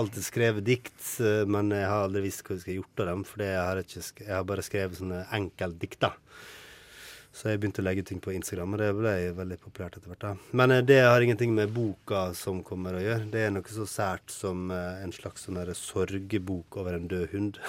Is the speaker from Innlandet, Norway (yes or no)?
no; Ålesund, Møre og Romsdal, Norway; jeg vokste opp i Ålesund